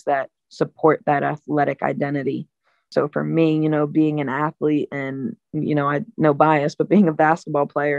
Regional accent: Delaware, United States; these strong connections or these resources in my hometown

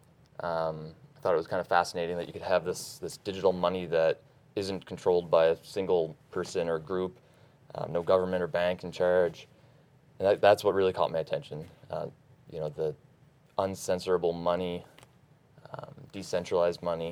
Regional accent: Nova Scotia, Canada; I'm from Nova Scotia, up in Canada

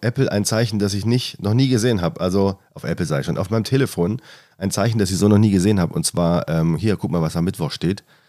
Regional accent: the South, Southern Germany, Germany; now in Hamburg, Germany; Ich komme ja aus dem Süden ursprünglich

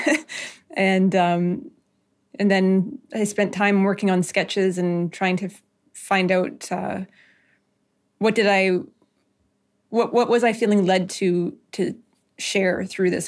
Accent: Nisga'a Nation, British Columbia, Canada; I'm from the Niska Nation

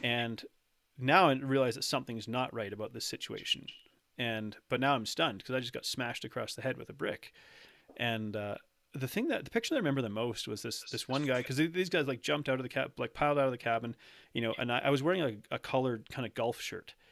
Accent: Canada; I'm, uh, born and raised in Canada

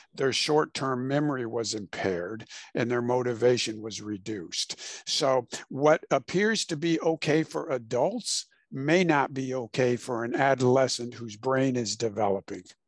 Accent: Illinois, United States; moved away as an adult; also born or lived in Houston, Texas; I was born and raised in Illinois

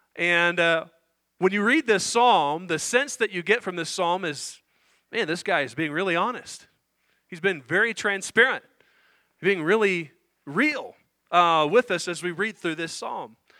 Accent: Indiana, United States; I grew up in Indiana

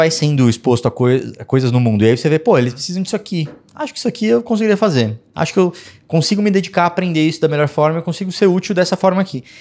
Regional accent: Brazil; Eu sou brasileiro.

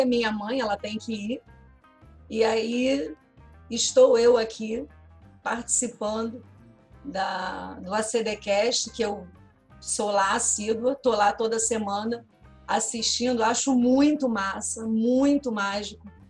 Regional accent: Niterói, Rio de Janeiro, Brazil; eu sou de Niterói, nascida numa mora, vivi durante muitos anos numa rua, num bairro

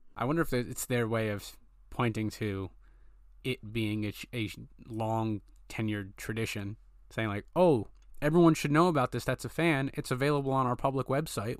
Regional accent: Rhode Island, United States; I was born and raised in Rhode Island

